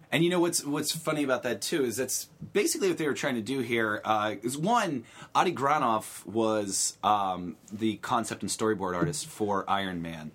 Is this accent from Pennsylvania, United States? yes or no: yes; Beaver Falls, Pennsylvania, United States; I'm from outside Pittsburgh